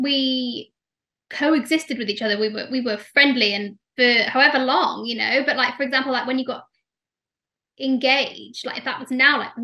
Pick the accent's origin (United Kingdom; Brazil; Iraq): United Kingdom; Leeds, Yorkshire and the Humber; moved away; also born or lived in London; I'm not from London originally. I'm from Leeds. So when I moved to London